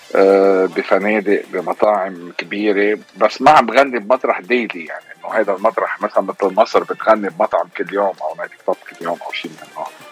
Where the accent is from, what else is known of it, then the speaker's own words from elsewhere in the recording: Lebanon; moved away as an adult; also born or lived in Egypt; now in Houston, United States; انا بالاغتراب عن لبنان صار لي كثير يعني 30 سنه 32 سنه تقريبا